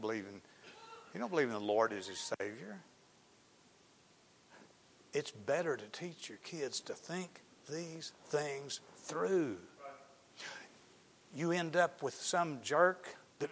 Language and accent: English; Arkansas, United States; I'm from Arkansas